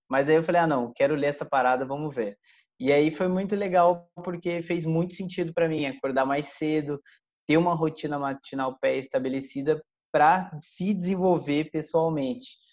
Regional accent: Caçapava, São Paulo, Brazil; also born or lived in Canada; é uma pessoa de Caçapava, é, foi uma, uma, cidade do interior de São Paulo, onde eu nasci, fui criado toda a minha vida lá

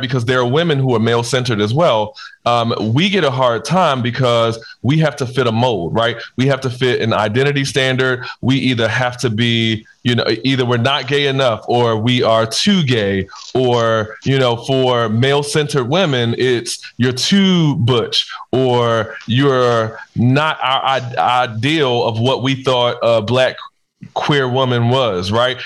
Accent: Baltimore, Maryland, United States; I'm from Baltimore. I'm from the hood

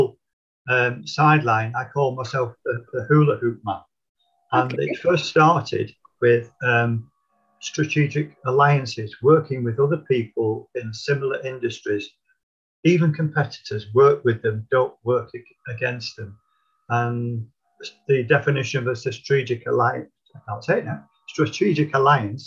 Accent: Middleton, North West England, United Kingdom; also born or lived in Didsbury, Manchester; I was born in South Manchester in Didsbury many years ago, but I was only 18 months when I moved to the north of Manchester, to Middleton

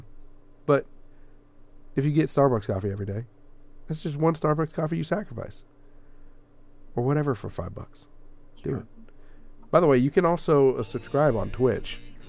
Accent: United States; We're American

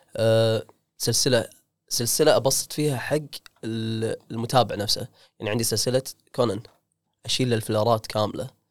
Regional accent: Kuwait; عندنا بالكويت

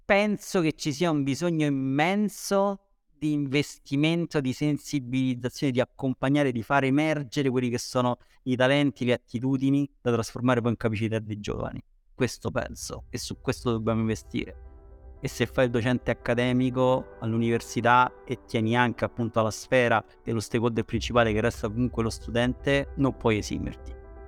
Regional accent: Rome, Lazio, Italy; io sono di Roma

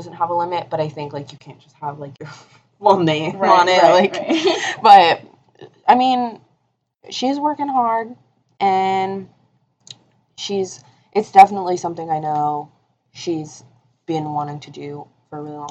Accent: Florida, United States; moved away as an adult; I'm from Florida

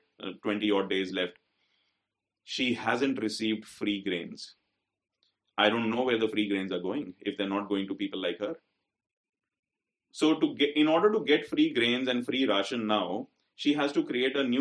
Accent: India; we are privileged Indian males

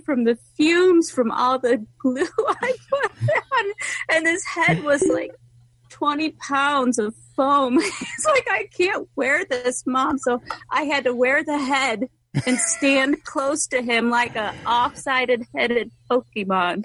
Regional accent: Rome, New York, United States; I'm from Rome, New York

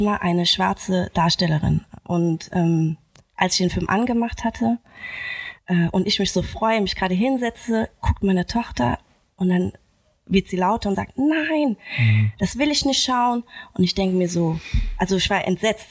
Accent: Germany; ich bin in Deutschland geboren und mhm. aufgewachsen

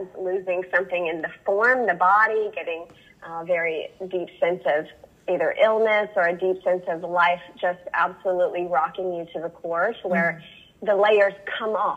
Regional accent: the Bible Belt, United States; I grew up in the Bible Belt

